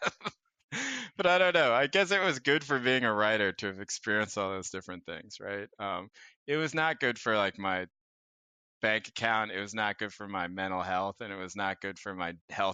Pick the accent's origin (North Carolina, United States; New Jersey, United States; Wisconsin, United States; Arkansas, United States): North Carolina, United States; now in Bay Area, United States; growing up in North Carolina